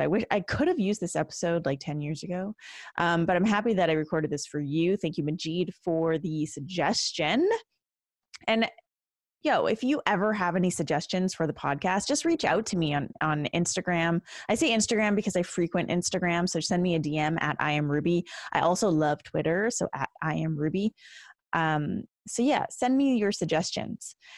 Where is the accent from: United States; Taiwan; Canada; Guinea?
Canada; as a Canadian